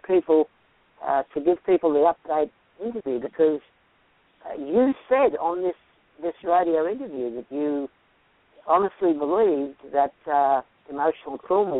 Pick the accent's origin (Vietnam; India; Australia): Australia; now in Marietta, United States; I'm from Australia